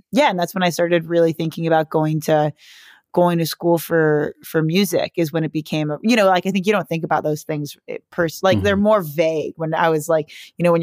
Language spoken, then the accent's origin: English; South Bay, Southern California, United States; I grew up in Southern California in a beach city